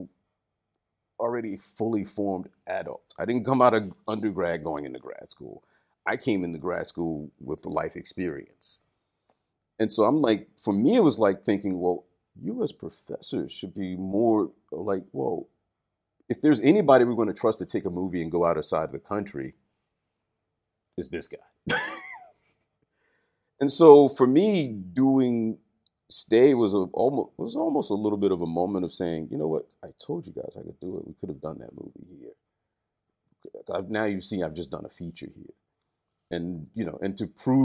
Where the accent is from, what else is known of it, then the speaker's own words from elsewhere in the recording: Baltimore, Maryland, United States; moved away as an adult; now in Japan; Baltimore, which is my hometown